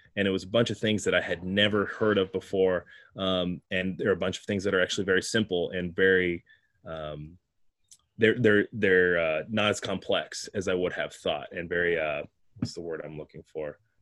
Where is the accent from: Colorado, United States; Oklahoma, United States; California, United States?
Colorado, United States; moved away as an adult; also born or lived in Sacramento; now in Bay Area, United States; I drove home to Colorado. I'm from Colorado